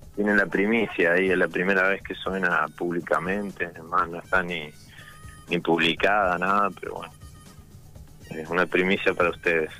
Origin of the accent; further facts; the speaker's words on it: San Luis, Argentina; also born or lived in San Juan, Argentina; now in Santo Tomé, Argentina; soy nacido en San Juan, criado en San Luis y, ahora estoy acá en Corrientes